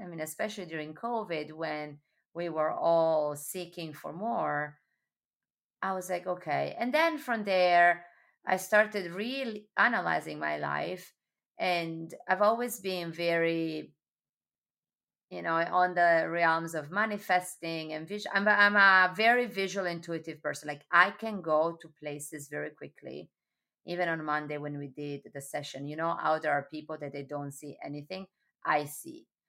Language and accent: English; Sardinia, Italy; now in New York, United States; born and raised in Sardinia